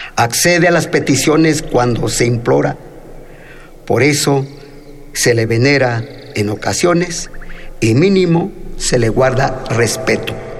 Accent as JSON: {"language": "Spanish", "country": "Mexico", "tie": "born or raised there", "also_born_or_lived": "Mexico City", "first_language": "Mixtec", "second_language": "Spanish", "moved": "as an adult", "said": "yo a los 19 años llego a la Ciudad de México, no hablaba bien el castellano como hasta la fecha, hablo más mi lengua materna, mi tunzabi, mi palabra de la lluvia"}